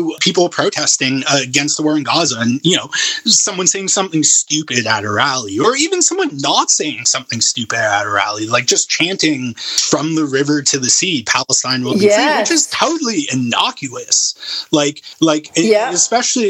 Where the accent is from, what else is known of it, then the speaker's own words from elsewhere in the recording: Canada; my lived experience as a Canadian Jew